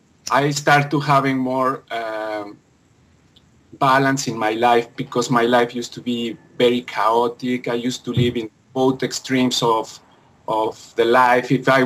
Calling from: Vancouver, British Columbia, Canada; I'm calling from Vancouver, BC, on Canada.

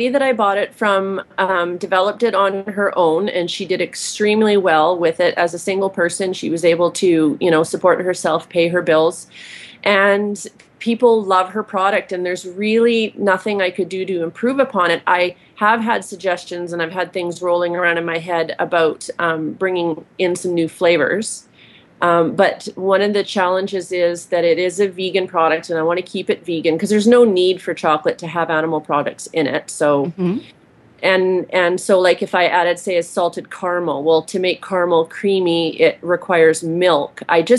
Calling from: Vancouver Island, British Columbia, Canada; I'm calling from Vancouver Island, British Columbia.

